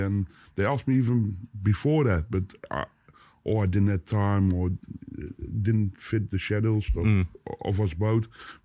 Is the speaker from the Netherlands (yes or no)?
yes; Boxtel, North Brabant, Netherlands; English is a second language; moved away as an adult; now in Vlijmen, Netherlands; I live there. I'm not from it. I'm from Boxtel.